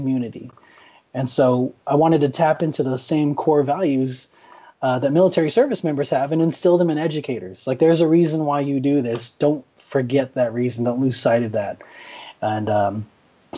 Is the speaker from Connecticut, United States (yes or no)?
no; Phoenix, Arizona, United States; I grew up in West Phoenix